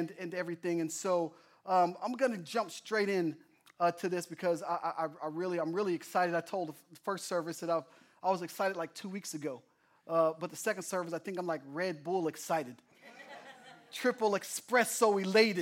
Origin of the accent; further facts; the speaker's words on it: Oklahoma, United States; moved away; I'm from Oklahoma